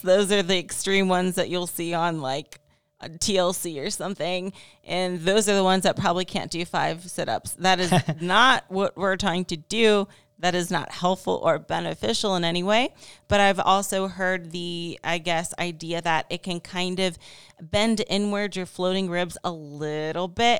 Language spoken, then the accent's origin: English; Ohio, United States; now in Las Vegas, United States; I'm from Ohio